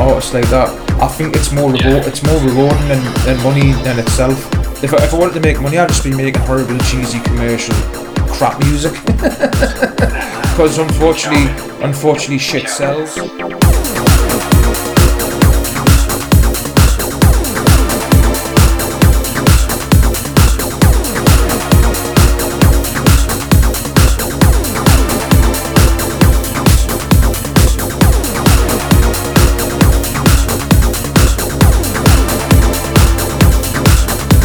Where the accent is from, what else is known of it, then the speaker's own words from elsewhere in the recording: Newcastle upon Tyne, North East England, United Kingdom; I'm just a working class lad from Newcastle